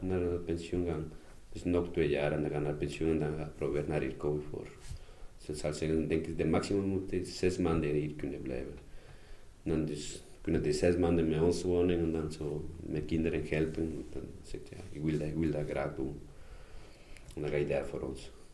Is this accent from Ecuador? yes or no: yes; Ecuador; Dutch is a second language; moved away as an adult; also born or lived in Kontich; now in Mechelen, Belgium; ik ben uit Ecuador.